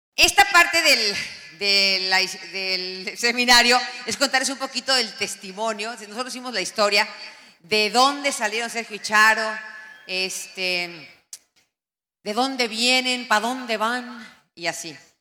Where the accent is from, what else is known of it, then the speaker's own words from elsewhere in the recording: Tenancingo, State of Mexico, Mexico; Eso es mi pueblo, eso es Tenancingo, tiene un Cristo en la montaña